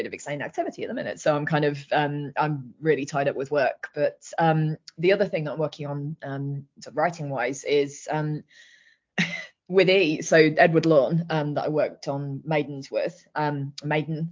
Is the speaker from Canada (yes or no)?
no; Leicester, East Midlands, United Kingdom; I'm from Leicester and we have no water here of any kind